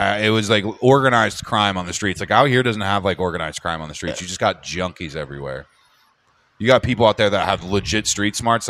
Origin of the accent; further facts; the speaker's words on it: Seattle, Washington, United States; oh, I'm from Seattle. I just smoke weed.